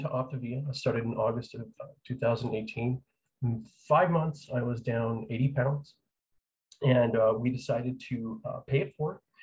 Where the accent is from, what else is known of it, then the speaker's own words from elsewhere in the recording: New Mexico, United States; moved away; I am from New Mexico. I grew up there